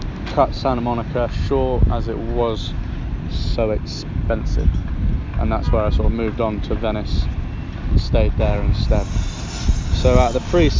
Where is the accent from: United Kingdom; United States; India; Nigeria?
United Kingdom; England